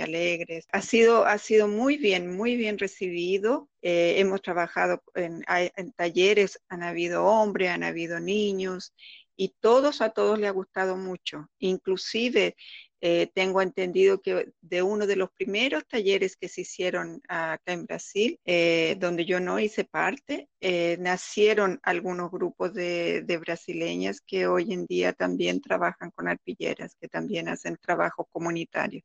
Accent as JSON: {"language": "Spanish", "country": "Chile", "moved": "yes", "said": "nos vinimos de Chile de una época muy difícil"}